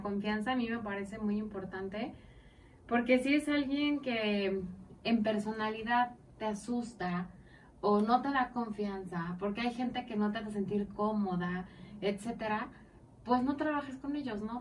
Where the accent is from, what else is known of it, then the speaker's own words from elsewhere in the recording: Mexico; como mexicanos